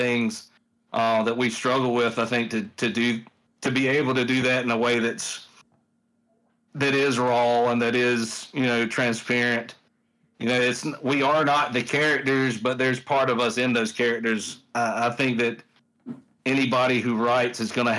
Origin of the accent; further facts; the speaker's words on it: the South, United States; I grew up in the South. So like, I grew up surrounded by, you know, racism and all this stuff in the South